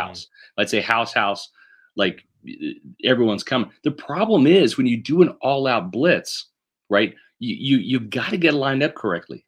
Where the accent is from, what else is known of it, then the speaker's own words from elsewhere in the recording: Kansas City, Missouri, United States; moved away; I grew up in Kansas City